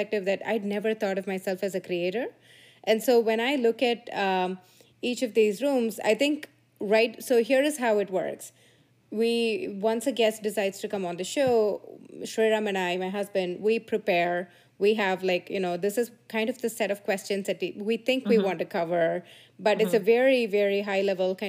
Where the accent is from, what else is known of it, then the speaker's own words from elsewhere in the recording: India; moved away; I grew up in India in a small town, very sleepy little town